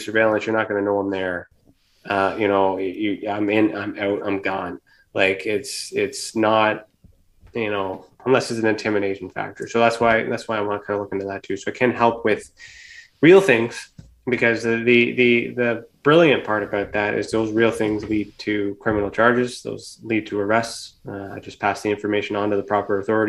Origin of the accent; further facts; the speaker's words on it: Canada; here in Canada. So I'm Canadian